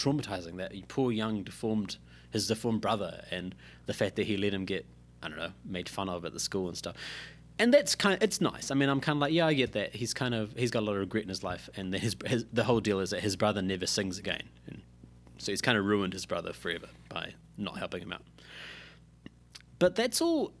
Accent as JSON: {"language": "English", "country": "New Zealand", "said": "being a New Zealander myself"}